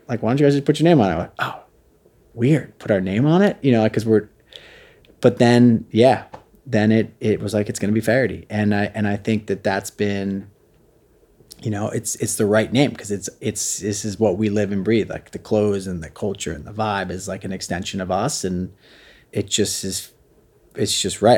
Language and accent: English; Jersey Shore, New Jersey, United States; also born or lived in Brooklyn, New York; we lived down in my hometown on the Jersey Shore